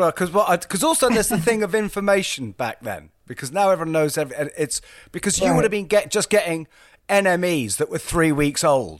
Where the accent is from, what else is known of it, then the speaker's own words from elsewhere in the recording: England, United Kingdom; to us in England